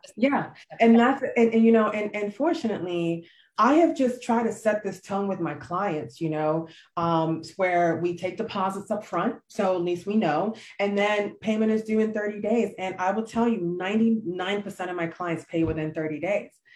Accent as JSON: {"language": "English", "country": "Nigeria", "said": "I am true Nigerian to the core."}